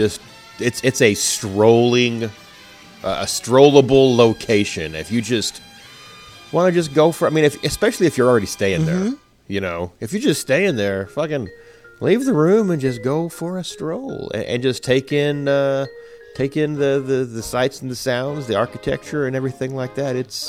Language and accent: English; Arkansas, United States; I'm from Arkansas. It's South, but it's not that South. We are mountain people, mostly. Hillbillies.